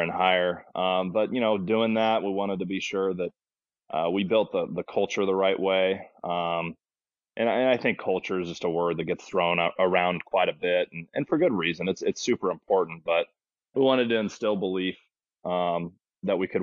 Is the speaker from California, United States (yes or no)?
yes; Placerville, California, United States; also born or lived in Santa Cruz, California; I grew up in Placerville, California